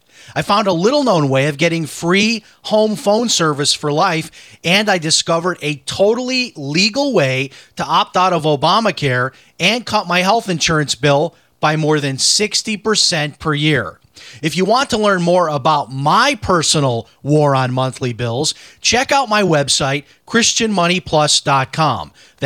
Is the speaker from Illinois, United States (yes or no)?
yes; Chicago, Illinois, United States; I remember I grew up in Chicago, and in the school I went to, the schools I went to, most of our parents were blue collar workers